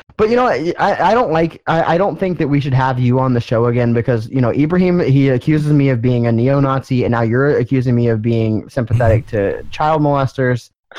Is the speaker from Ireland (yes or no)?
no; Texas, United States; I am from Texas